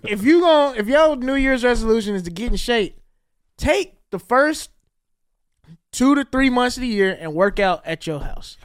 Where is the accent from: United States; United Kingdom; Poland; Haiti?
United States; the South; I grew up in the South